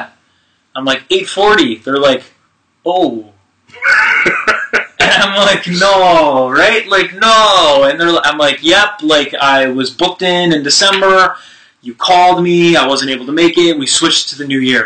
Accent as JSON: {"language": "English", "town": "Montreal", "region": "Quebec", "country": "Canada", "tie": "born or raised there", "said": "I grew up in the East End, okay? So I now live in the West End"}